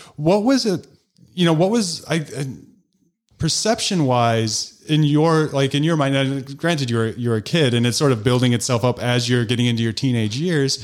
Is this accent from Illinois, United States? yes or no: yes; DeKalb, Illinois, United States; now in New Glarus, United States; I grew up in DeKalb, which is ten, I think, thirty thousand